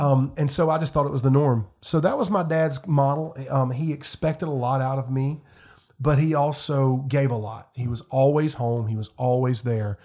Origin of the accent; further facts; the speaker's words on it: Fountain Inn, South Carolina, United States; I grew up in Greenville County, Fountain Inn, Simpsonville area